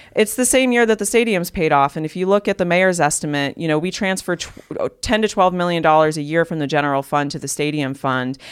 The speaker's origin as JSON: {"language": "English", "town": "Cleveland", "region": "Ohio", "country": "United States", "tie": "born or raised there", "also_born_or_lived": "Fairview Park, Ohio", "said": "I grew up in Cleveland on the west side."}